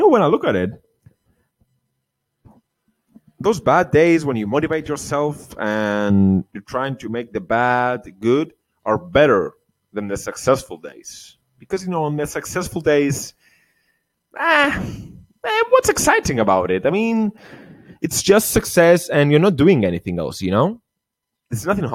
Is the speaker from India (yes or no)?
no; Cyprus; Cyprus, my home country